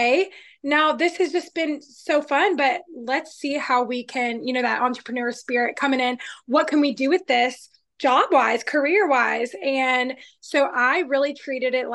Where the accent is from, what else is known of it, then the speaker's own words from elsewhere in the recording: Georgia, United States; also born or lived in Arizona; born in Arizona, but grew up in Georgia. So I'm a Georgia girl